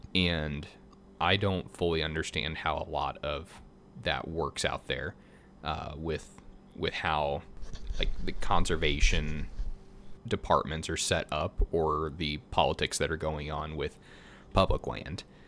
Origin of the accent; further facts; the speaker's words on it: Missouri, United States; also born or lived in Colorado; I'm from Missouri